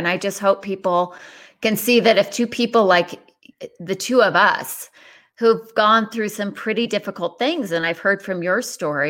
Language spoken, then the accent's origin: English; Ireland; I'm Irish, so you're good.